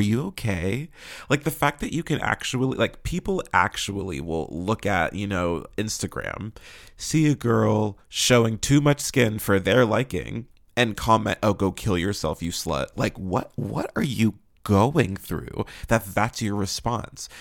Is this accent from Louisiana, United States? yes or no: no; Pittsburgh, Pennsylvania, United States; moved away; I'm originally from Pittsburgh